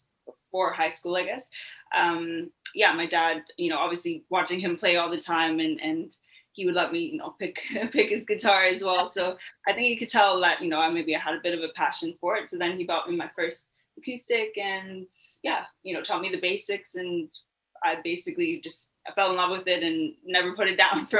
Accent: London, Ontario, Canada; moved away as an adult; also born or lived in South Africa; I grew up in London, Ontario, lived there for pretty much up until I was 18 years old.

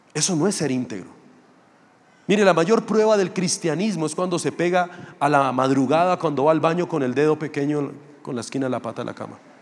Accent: Funza, Cundinamarca, Colombia; also born or lived in Mosquera; Yo soy realmente de Funza, que es un municipio ahí pegado a Mosquera. Yo me crié allá, estudié allá, tuve mis amigos allá.

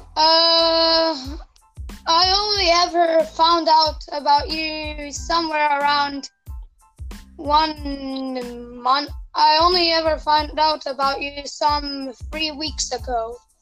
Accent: Serbia; English is a second language

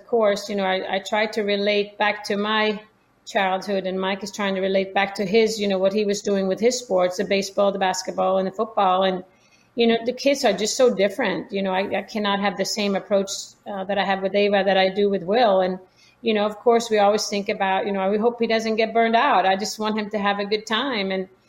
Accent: Sweden; Yeah, my parents are both quite athletic, I would say, play different sports growing up in Sweden.

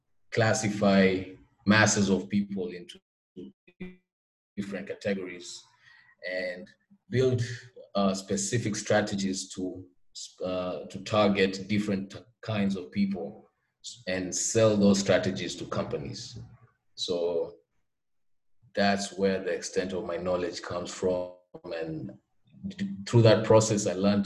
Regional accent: Mombasa, Mombasa County, Kenya; I'm from Mombasa, Kenya

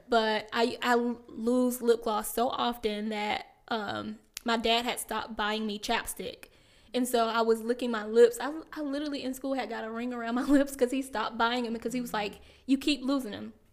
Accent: South Carolina, United States; moved away as an adult; now in Maryland, United States; I am from South Carolina. If you cannot hear it in my voice, I'm from a very small town

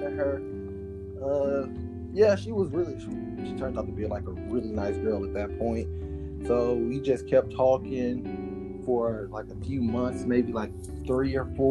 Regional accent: San Antonio, Texas, United States; I'm from San Antonio

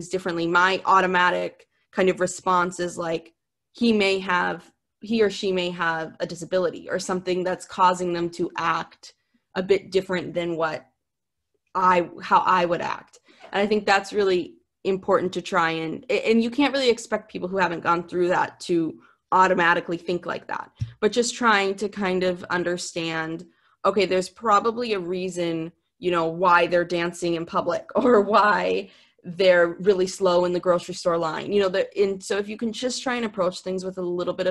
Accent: Minnesota, United States; moved away; growing up in Minnesota, my dream was to go to California.

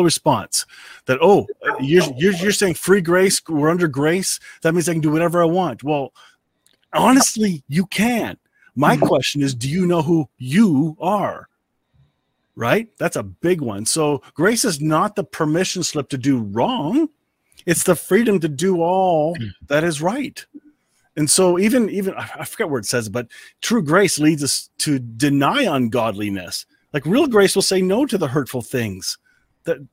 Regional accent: Canada; I'm Canadian

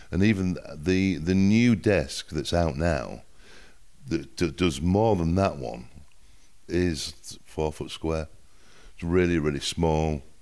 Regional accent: England, United Kingdom; accent: northern English; But my accent is from the north of England, so it's a little bit different from the from the southern accent.

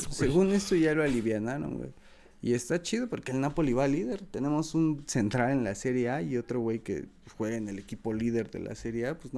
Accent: Mexico; sí cuesta más siendo mexicano porque obviamente un brasileño, un argentino, un uruguayo y están más probados

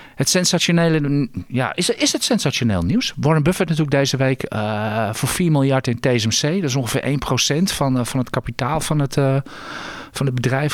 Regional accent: Netherlands; als Hollander.

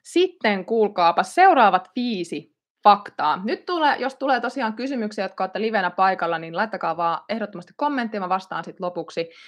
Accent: Ilmajoki, South Ostrobothnia, Finland; Ilmajoki valikoitu yhdeksi näistä paikkakunniksi, eli olen sieltä kotosin

